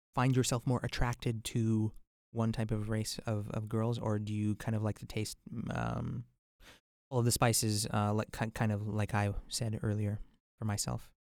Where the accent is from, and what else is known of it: White Rock, British Columbia, Canada; born or raised there